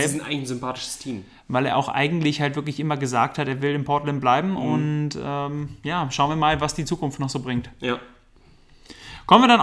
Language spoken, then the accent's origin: German; Germany; also gut, ich, wir, sind, wir sind Deutsche, irgendwo ist man natürlich dann auch ein bisschen so Supporte für die anderen